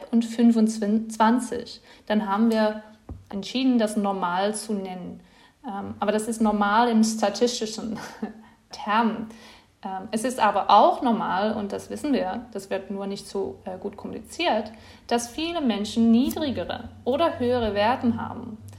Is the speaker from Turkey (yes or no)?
no; Netherlands; German is a second language; now in Leipzig, Germany; bin ich äh, nach Leipzig gezogen bin, äh, aus den Niederlanden, das ist ja nicht so spezifisch